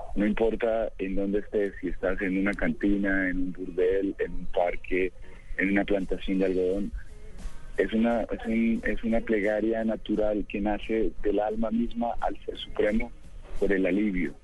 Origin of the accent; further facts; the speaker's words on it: Pereira, Risaralda, Colombia; Yo soy de Pereira, Pereira, Crisaralda.